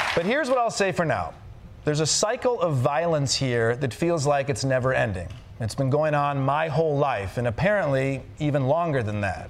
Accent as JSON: {"language": "English", "region": "Michigan", "country": "United States", "said": "I'm from the Middle West. I'm from Michigan."}